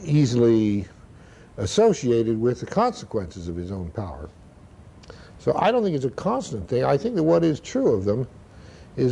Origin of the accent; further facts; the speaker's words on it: Idaho, United States; You have to remember where I grew up. I grew up in Idaho at a time when there was a great deal of freedom in nature